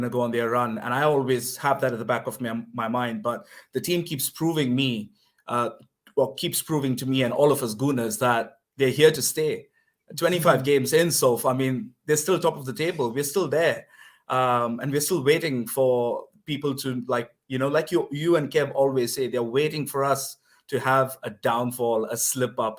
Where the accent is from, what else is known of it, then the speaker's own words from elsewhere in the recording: India; moved away as an adult; now in Scotland, United Kingdom; I'm calling you from Scotland, but originally from India, but been here now for a couple of years